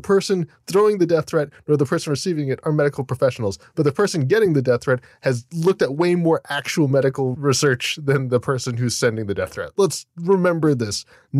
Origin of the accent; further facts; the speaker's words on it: Florida, United States; My hometown.